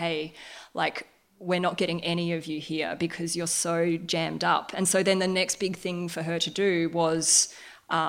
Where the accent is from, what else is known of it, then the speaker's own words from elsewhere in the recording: Darwin, Northern Territory, Australia; I grew up in Darwin